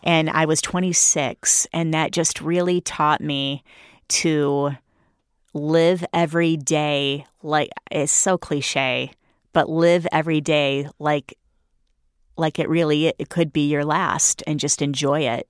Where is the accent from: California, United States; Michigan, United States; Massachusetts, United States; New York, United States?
Michigan, United States; Flint; that's my hometown. I'm really proud to be from Flint.